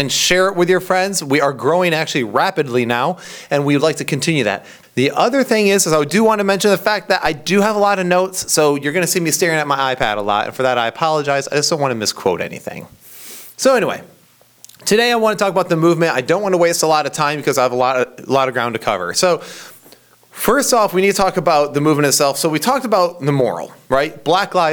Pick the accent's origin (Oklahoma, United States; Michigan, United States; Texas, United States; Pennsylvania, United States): Michigan, United States; Central; also born or lived in Tennessee; I'm from Central Michigan